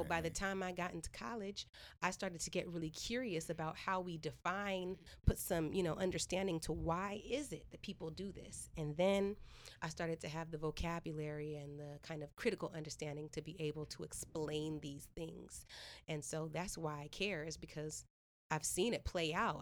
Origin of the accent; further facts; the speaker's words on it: Stockton, California, United States; also born or lived in Washington, D.C.; I was born in D.C., raised in Stockton